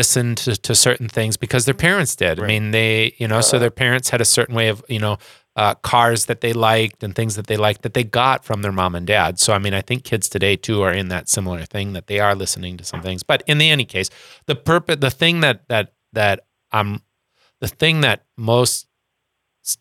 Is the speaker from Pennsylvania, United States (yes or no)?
no; Sioux Falls, South Dakota, United States; we grew up in the North End